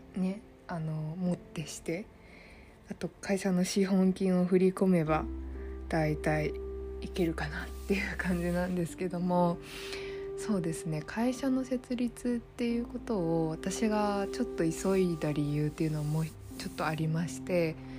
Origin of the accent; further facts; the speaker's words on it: Saitama, Japan; also born or lived in Fukushima; 埼玉だったんですけど